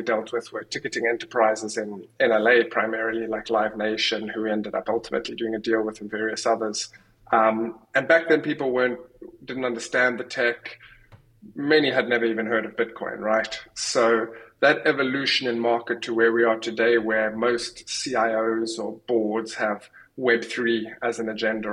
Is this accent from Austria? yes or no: no; South Africa; moved away; also born or lived in United Kingdom; I'm from South Africa originally